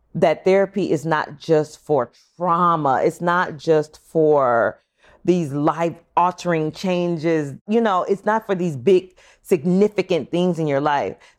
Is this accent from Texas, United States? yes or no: no; Long Beach, California, United States; I was born in California, Long Beach